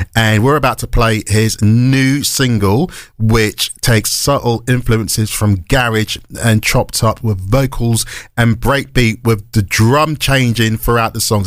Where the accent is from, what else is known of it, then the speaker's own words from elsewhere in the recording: Reading, South East England, United Kingdom; my hometown